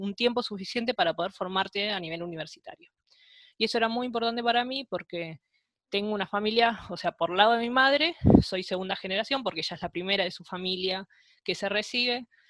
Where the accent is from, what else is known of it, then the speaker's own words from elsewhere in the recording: Avellaneda, Buenos Aires Province, Argentina; also born or lived in Lomas de Zamora; nací en Lomas de Zamora, pero al poquito tiempo me vine para Avellaneda, así que yo siento que eh, gran parte mía de, acá de Avellaneda